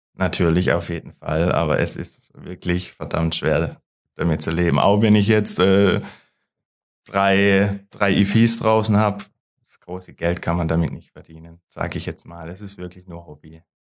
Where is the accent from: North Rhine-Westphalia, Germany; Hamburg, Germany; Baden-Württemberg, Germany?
Baden-Württemberg, Germany; Löwenstein; Ich komme aus Löwenstein